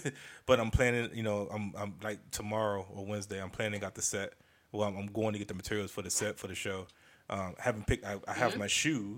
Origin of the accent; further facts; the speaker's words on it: Maryland, United States; I know some of y'all be sounding country like I'm from Maryland.